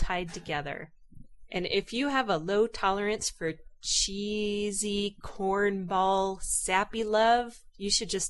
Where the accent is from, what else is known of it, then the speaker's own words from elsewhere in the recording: Hawaii, United States; I was born and raised in Hawaii.